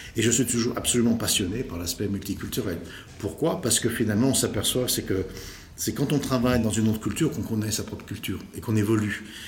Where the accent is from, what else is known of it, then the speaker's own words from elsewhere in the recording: Lyon, Auvergne-Rhône-Alpes, France; accent: French; je suis né à Lyon, le 26 septembre 1959. et études, euh, assez, assez brillantes d'ailleurs, lycée du Parc à Lyon